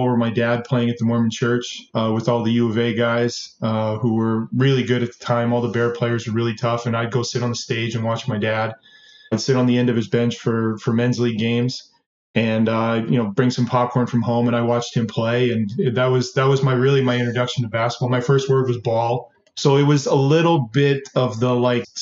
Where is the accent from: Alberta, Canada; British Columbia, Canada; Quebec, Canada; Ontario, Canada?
Alberta, Canada; Edmonton; born or raised there; also born or lived in Twin Cities, Minnesota, United States